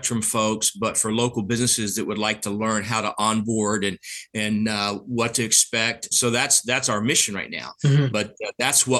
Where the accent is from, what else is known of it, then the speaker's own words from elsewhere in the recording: the South, United States; I'm from the South, so my family tree goes straight up